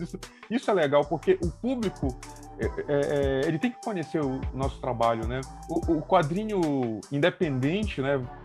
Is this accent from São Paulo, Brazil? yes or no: no; Belém, Pará, Brazil; nós somos de Belém do Pará